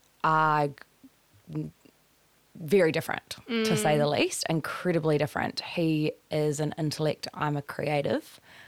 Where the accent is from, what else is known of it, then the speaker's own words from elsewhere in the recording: Christchurch, Canterbury, New Zealand; I loved it. I think I'm incredibly lucky that I grew up kind of across the South Island. So my family roots are very entrenched there.